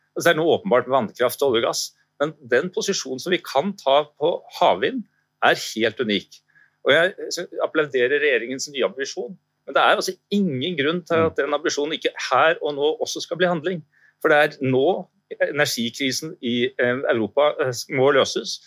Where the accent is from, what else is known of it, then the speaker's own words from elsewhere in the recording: Norway; som nordmenn